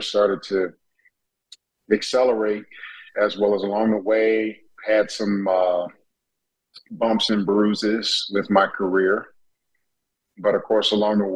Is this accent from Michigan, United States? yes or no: yes; Detroit, Michigan, United States; also born or lived in Tennessee / Chicago; growing up in Detroit native